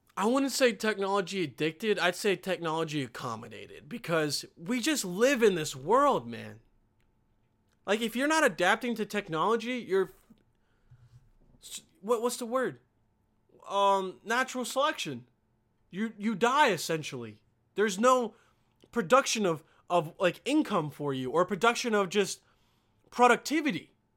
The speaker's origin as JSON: {"language": "English", "country": "Bosnia & Herzegovina", "tie": "born or raised there", "moved": "yes", "said": "in my home country"}